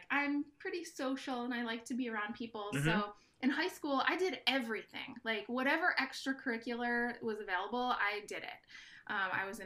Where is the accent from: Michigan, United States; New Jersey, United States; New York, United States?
New Jersey, United States; moved away as an adult; now in Los Angeles, United States; I grew up in New Jersey